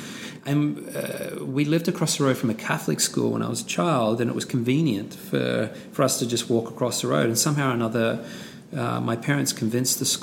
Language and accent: English; Australia; my Australian white Caucasian sort of cohort